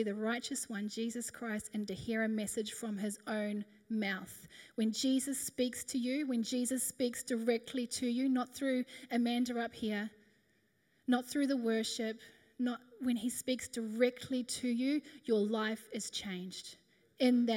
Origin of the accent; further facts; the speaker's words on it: New Zealand; moved away as an adult; now in Australia; We moved over from New Zealand. We were 18